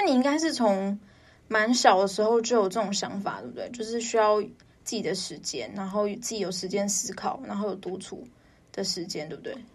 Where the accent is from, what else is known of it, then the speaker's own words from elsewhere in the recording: Taipei, Taiwan; 因为我是台北人